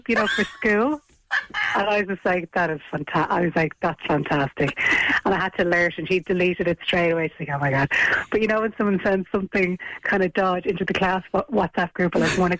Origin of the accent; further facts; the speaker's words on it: Dublin, Leinster, Ireland; she thought that I wasn't from Dublin because my accent was